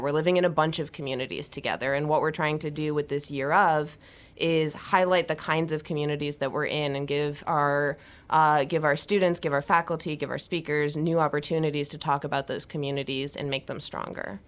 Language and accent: English; Ohio, United States; I'm from Ohio, and I grew up doing four H